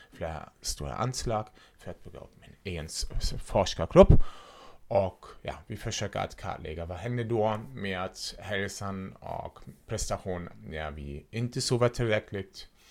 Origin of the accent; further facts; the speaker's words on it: Germany; Swedish is a second language; now in Sweden; jag kommer ursprungligen från Tyskland så därför låter jag som jag låter